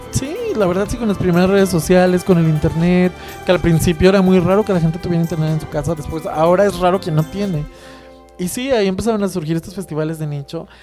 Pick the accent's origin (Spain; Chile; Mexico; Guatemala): Mexico; Guadalajara, Jalisco; yo que soy de Guadalajara